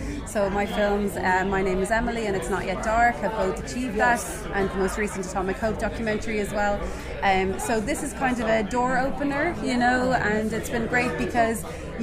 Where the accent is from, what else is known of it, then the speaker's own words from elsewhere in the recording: Dublin, Leinster, Ireland; moved away as an adult; now in Ardee, Ireland; I was based in Dublin initially because I'm from Dublin